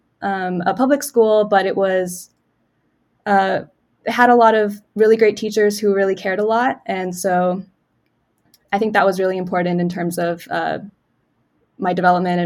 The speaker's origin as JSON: {"language": "English", "town": "Nashville", "region": "Tennessee", "country": "United States", "tie": "born or raised there", "moved": "as an adult", "said": "I grew up in Nashville, Tennessee, in some of the suburbs there, Bellevue and then Brentwood"}